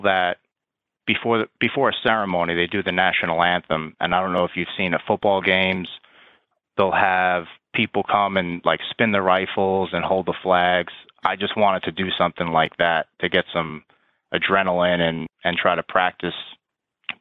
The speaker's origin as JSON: {"language": "English", "area": "Long Island", "region": "New York", "country": "United States", "tie": "born or raised there", "moved": "as an adult", "lives_now": "Washington, D.C., United States", "said": "still fairly close to my hometown in Long Island, New York"}